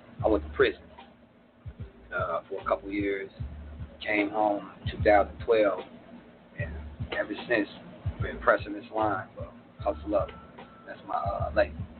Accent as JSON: {"language": "English", "town": "Tulsa", "region": "Oklahoma", "country": "United States", "tie": "born or raised there", "also_born_or_lived": "California", "said": "Born and raised in Tulsa. Mm-hmm."}